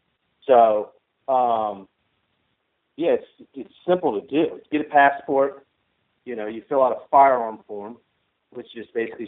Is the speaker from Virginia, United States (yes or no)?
no; Michigan, United States; I grew up in Michigan